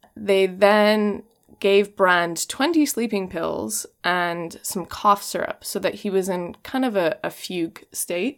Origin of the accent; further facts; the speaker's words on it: Washington, United States; I'm from Washington State